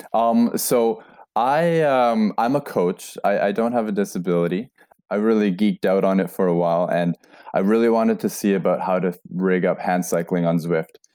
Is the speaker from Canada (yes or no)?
yes; Canada; moved away as an adult; now in Norway; I'm originally from Canada